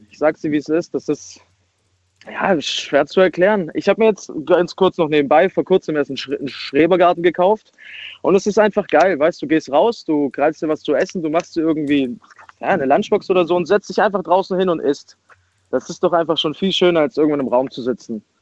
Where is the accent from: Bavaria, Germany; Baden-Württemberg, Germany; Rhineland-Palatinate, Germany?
Baden-Württemberg, Germany; ich komme aus der Nähe von Stuttgart.